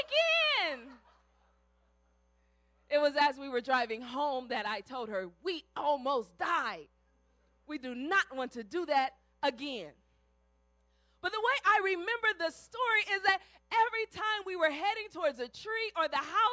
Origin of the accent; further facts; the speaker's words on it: Cleveland, Ohio, United States; I grew up in Ohio, and in Cleveland there was lots of snow.